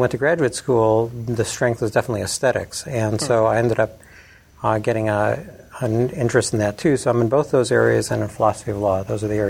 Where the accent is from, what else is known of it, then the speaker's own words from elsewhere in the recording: Chicago, Illinois, United States; accent: Chicago accent; moved away as an adult; now in Lubbock, United States; I'm from Chicago originally, my family and my wife's family are still up there. Largely. I have never sort of relinquished those ties, but I've been in Lubbock for 30 years plus, over 30 years, coming right out of graduate school.